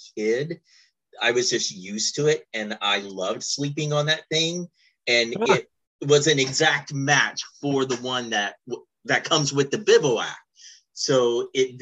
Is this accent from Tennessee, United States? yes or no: no; Kentucky, United States; where I grew up in Kentucky